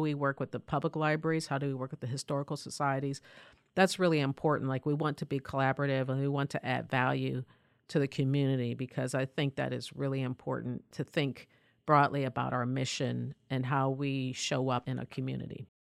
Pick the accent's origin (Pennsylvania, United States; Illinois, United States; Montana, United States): Pennsylvania, United States; I grew up in a mill town, you know, about two miles south of Pittsburgh